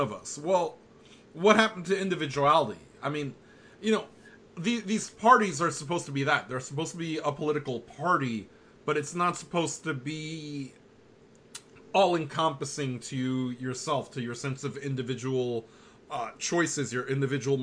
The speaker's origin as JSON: {"language": "English", "country": "United States", "said": "As an American"}